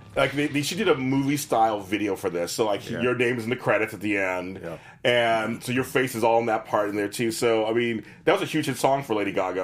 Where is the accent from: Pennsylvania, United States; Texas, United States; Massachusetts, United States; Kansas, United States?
Pennsylvania, United States; Pittsburgh; my family's from New York, they like the Jets, but I'm a Steelers fan, so I'm from Pittsburgh.